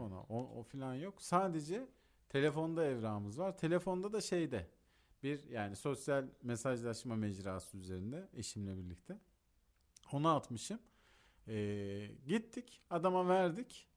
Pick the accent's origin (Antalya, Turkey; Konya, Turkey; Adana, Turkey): Antalya, Turkey; çocukluğum Antalya'da geçtiği için Antalya'yı da çok iyi bildiğim için